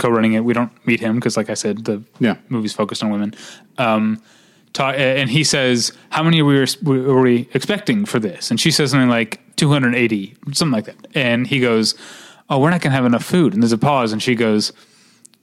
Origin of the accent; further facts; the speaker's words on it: Missouri, United States; moved away; my home state